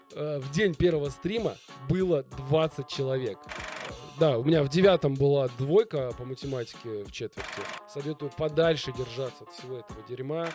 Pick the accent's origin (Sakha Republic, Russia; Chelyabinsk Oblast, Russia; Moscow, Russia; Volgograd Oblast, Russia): Moscow, Russia; в Москве. Мгм. Я изначально москвич